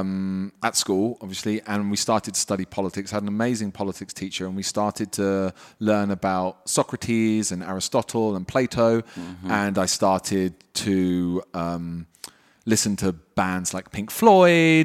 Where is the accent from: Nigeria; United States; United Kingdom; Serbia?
United Kingdom; also born or lived in Wales / London; I grew up just outside London.